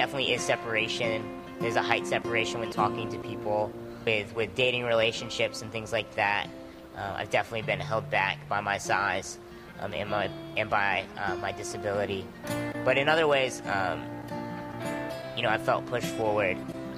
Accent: Norfolk, Virginia, United States; also born or lived in Connecticut; I was born in Connecticut, where my dad was stationed at the time. We moved to the Norfolk, Hampton Roads area when I was 4 or 5.

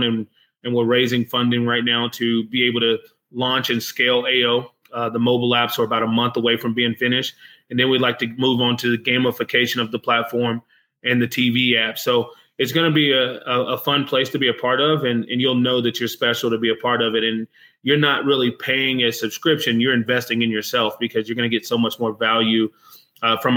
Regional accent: United States; I'm American

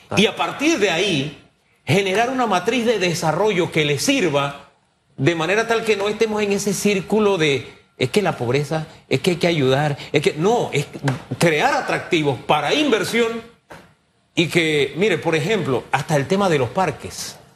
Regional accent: San Miguelito, Panama; yo crecí, gran parte de mi niñez fue en San Miguelito, en el Valle de San Isidro, en calle E, detrás de Boca de Lobo

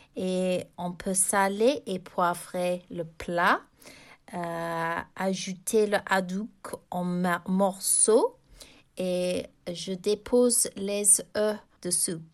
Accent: England, United Kingdom; j'ai grandi en Angleterre.

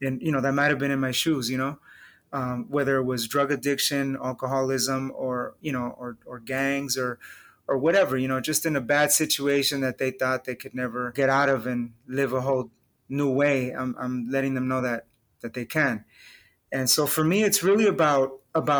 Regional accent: Los Angeles, California, United States; I was raised in East

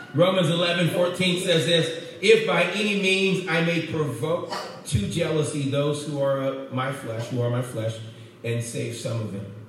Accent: Oakland, California, United States; I grew up in Oakland

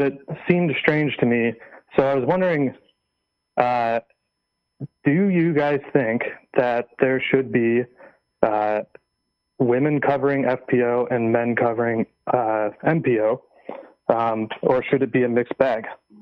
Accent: San Diego, California, United States; I'm from San Diego.

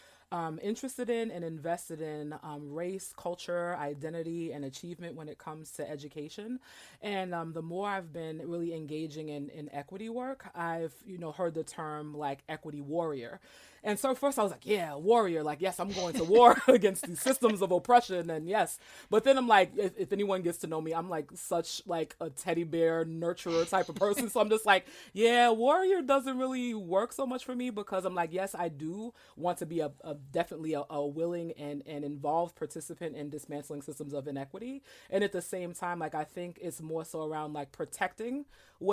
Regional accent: New York City, New York, United States; I am originally from Brooklyn, New York, and I went to elementary school at this, you know, the community school

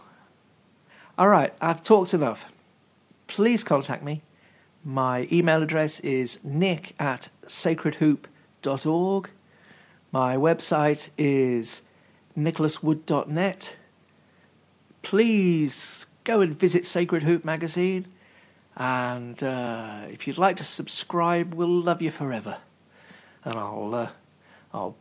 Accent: England, United Kingdom; moved away; also born or lived in Worcester; When I were a lad, growing up in England, I was about 20, I guess, something like that. There was this shop in the city of Worcester, which is where I used to live

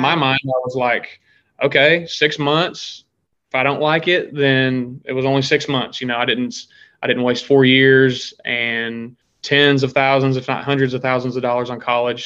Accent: Pleasant Hill, Missouri, United States; moved away as an adult; now in Nashville, United States; I am originally from Pleasant Hill, Missouri, which is uh, just southeast of Kansas City.

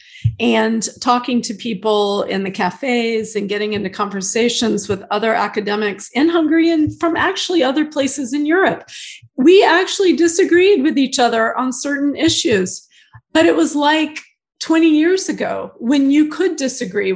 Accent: United States; growing up in the United States

